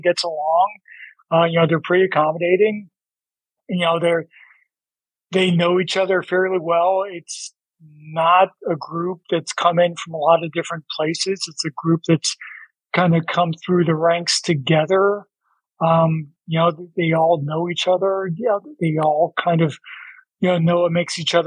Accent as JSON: {"language": "English", "town": "Toledo", "region": "Ohio", "country": "United States", "tie": "born or raised there", "also_born_or_lived": "Fort Lauderdale", "moved": "yes", "lives_now": "Detroit, United States", "said": "I spent a good part of my childhood in Toledo, which is like basically an hour away."}